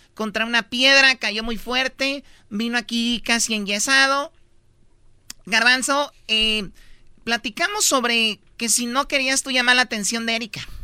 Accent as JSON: {"language": "Spanish", "region": "Jalisco", "country": "Mexico", "moved": "yes", "lives_now": "Mexico City, Mexico", "said": "somos de Jalisco"}